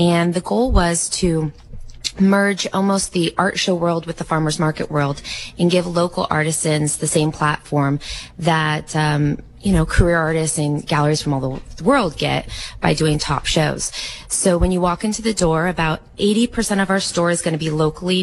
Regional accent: Monterey County, California, United States; my husband and I are both right here from Monterey County, born and raised

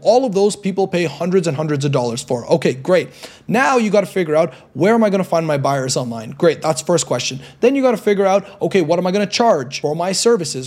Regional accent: Toronto, Ontario, Canada; moved away as an adult; now in Medellin, Colombia; I'm from Toronto, Canada right now, but now I'm living here in Medellin, Colombia

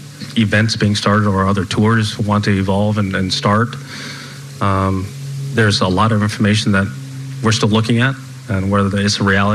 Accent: Los Angeles area, California, United States; my hometown

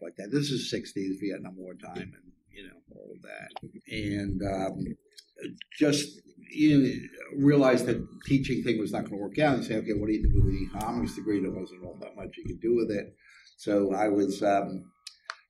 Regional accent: New York City, New York, United States; I grew up in Coney Island

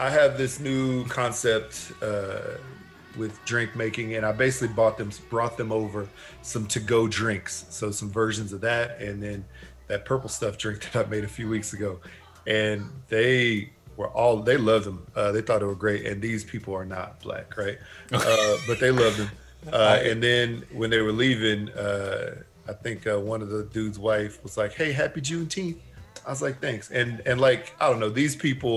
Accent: Texas, United States; growing up in Texas

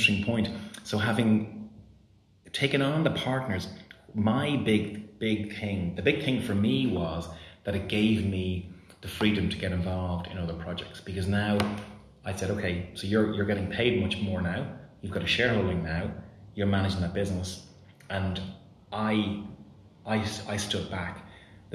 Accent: Ireland; moved away as an adult; also born or lived in Romania

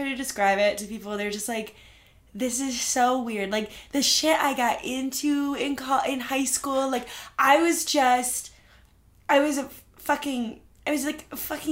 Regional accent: Aspen, Colorado, United States; first language Spanish; English is a second language; I was born and raised in Aspen, Colorado

